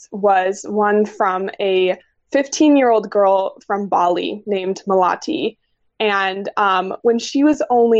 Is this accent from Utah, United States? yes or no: yes; Logan, Utah, United States; growing up in Logan and being exposed to the outdoors a lot as a kid